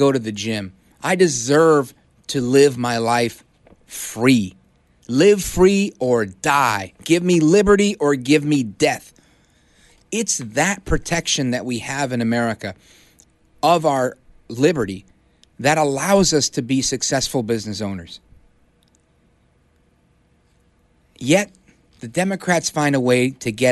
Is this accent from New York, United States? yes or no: yes; New York City, New York, United States; moved away; also born or lived in New Jersey; I was born in Brooklyn and I moved to Jersey